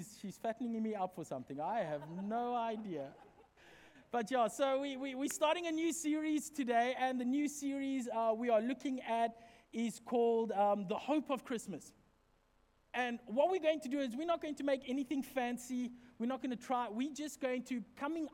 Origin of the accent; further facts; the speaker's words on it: Secunda, Mpumalanga, South Africa; moved away; Where we come from, back in my hometown, in the street behind us, there used to be this house